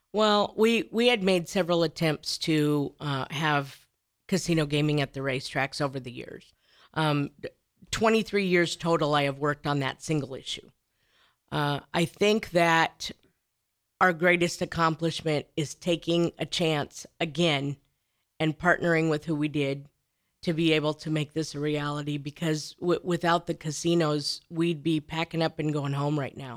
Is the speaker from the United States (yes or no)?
yes; Neely, Nebraska, United States; I grew up in Neely, Nebraska